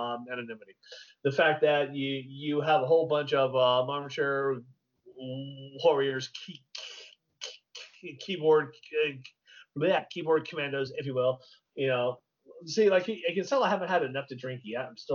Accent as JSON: {"language": "English", "region": "Texas", "country": "United States", "tie": "born or raised there", "said": "I'm a product of the Texas public school system, okay? Texas."}